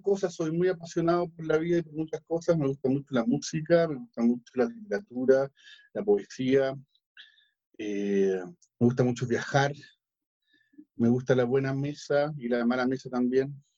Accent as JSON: {"language": "Spanish", "country": "Chile", "said": "soy chileno"}